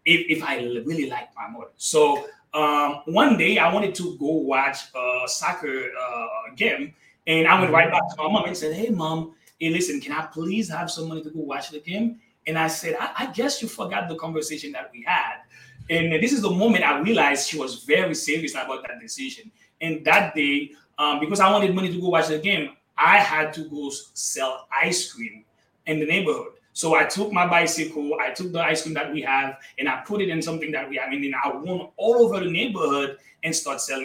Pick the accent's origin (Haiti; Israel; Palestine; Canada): Haiti; first language Haitian Creole; English is a second language; moved away; I was born and raised in Haiti.